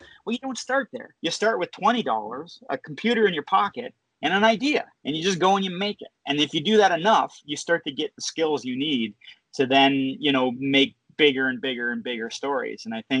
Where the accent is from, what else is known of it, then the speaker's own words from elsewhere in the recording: Canada; I'm Canadian, but like, you know, I live an hour away from the US border, and I spent most of my career down in, you know, Hollywood and stuff.